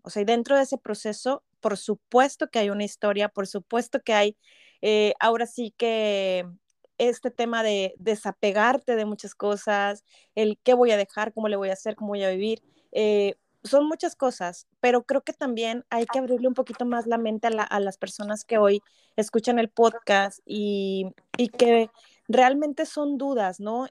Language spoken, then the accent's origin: Spanish; Mexico; moved away as an adult; now in Canada; a nosotros como mexicanos